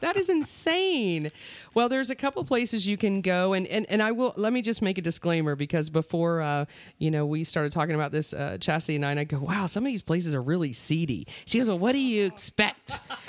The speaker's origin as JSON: {"language": "English", "town": "Mount Dora", "region": "Florida", "country": "United States", "tie": "born or raised there", "said": "I was born and raised in Mount Dora, Florida."}